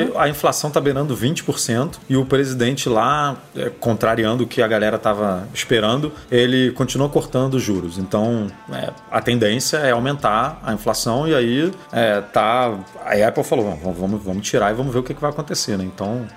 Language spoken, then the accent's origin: Portuguese; Rio de Janeiro, Brazil; E eu, quando morava no Horto, que eu passei minha infância inteira no Horto, eu morava muito próximo do Serpro, aqui no Rio de Janeiro